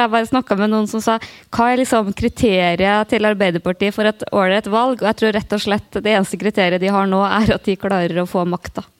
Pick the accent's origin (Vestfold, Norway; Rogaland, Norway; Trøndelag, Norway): Trøndelag, Norway; Namdalen; moved away; jeg har vært veldig mye hjemme i Namdalen